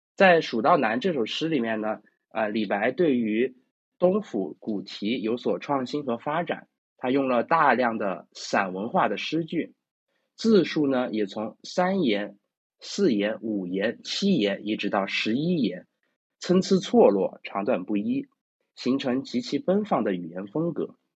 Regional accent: Chengdu, Sichuan, China; 我是成都人

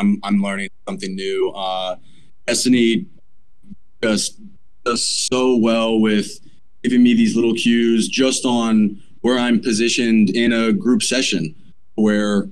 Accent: Pensacola, Florida, United States; I was born and raised in Pensacola

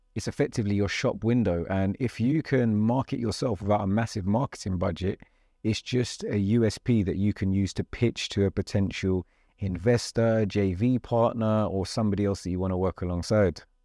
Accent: London, United Kingdom; I'm talking very London because I'm a Londoner, I'm a South Londoner.

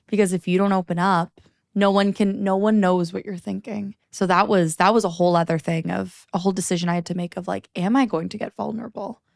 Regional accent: Niagara, Ontario, Canada; also born or lived in Toronto; I moved to Toronto right after high school. I was, 'cause I grew up in Niagara

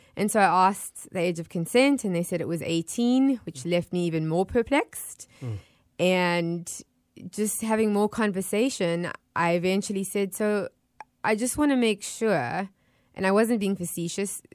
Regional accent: Johannesburg, Gauteng, South Africa; also born or lived in Florida; now in Tampa Bay, United States; being born and raised in South Africa

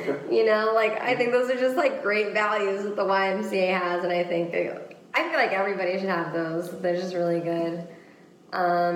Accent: Washington, United States; moved away as an adult; now in Florida, United States; I grew up in Washington State.

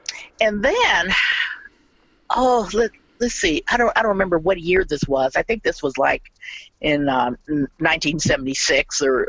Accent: Mississippi, United States; now in Portland, United States; I moved with my family, with my parents and siblings, and we moved from Mississippi to Portland, Oregon

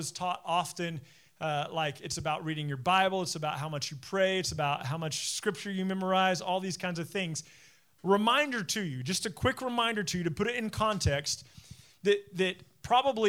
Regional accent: United States; Being an American Christian

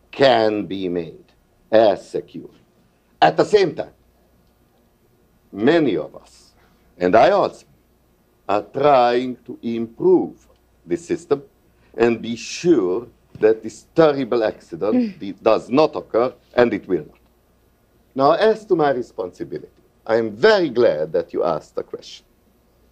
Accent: Hungary; moved away as an adult; now in United States; I come from Hungary

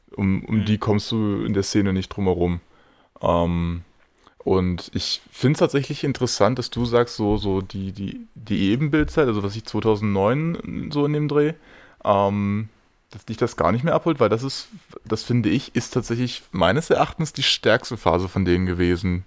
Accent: Magdeburg, Saxony-Anhalt, Germany; als gebürtiger Magdeburger

